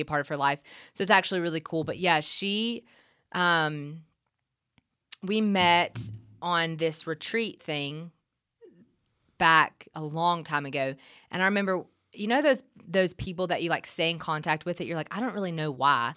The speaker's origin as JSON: {"language": "English", "town": "Gray", "region": "Georgia", "country": "United States", "also_born_or_lived": "Milledgeville, Georgia", "moved": "as an adult", "lives_now": "Nashville, United States", "said": "I'm from Gray, which is right outside of Macon"}